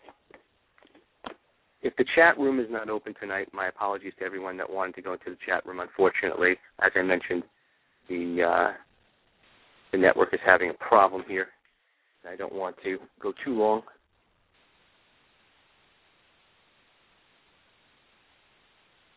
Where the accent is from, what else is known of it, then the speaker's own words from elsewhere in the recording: Coral Springs, Florida, United States; here in Coral Springs, in my hometown